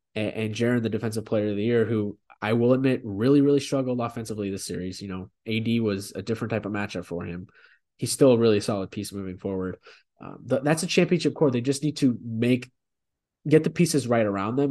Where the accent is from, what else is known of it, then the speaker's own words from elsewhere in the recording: Memphis, Tennessee, United States; we're both from Memphis